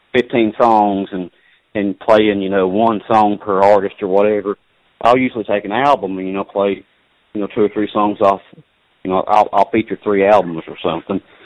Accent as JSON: {"language": "English", "region": "Southern West Virginia", "country": "United States", "said": "I'm from, from Southern West Virginia, but I'm working, I'm a train conductor and, and I'm working out of uh, out of New York or not New York City, but I'm working out of New York State right now"}